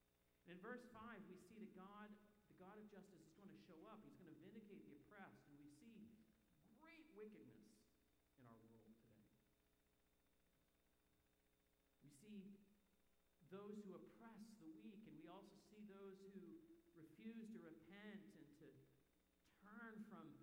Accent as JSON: {"language": "English", "country": "Canada", "moved": "yes", "said": "as a Canadian"}